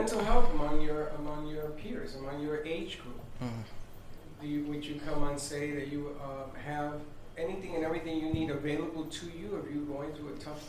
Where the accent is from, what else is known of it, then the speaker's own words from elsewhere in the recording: Puerto Rico; moved away as an adult; Because I came from Puerto Rico.